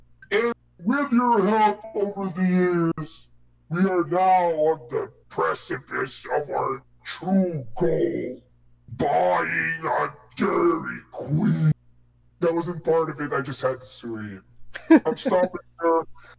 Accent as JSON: {"language": "English", "country": "Philippines", "said": "Race war. We're Filipino. We're kind of between"}